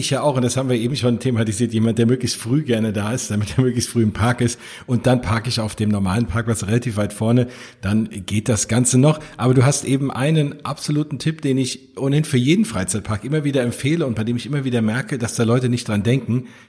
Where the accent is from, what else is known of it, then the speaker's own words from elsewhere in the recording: Hesse, Germany; vor allem geht mir da als äh, Hesse und äh, in der Nähe von Frankfurt wohnt natürlich das Herz auf